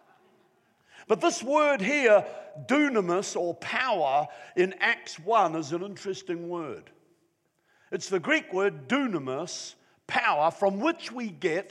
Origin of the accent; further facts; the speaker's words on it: Wellington, New Zealand; now in Newcastle; I came from Wellington, New Zealand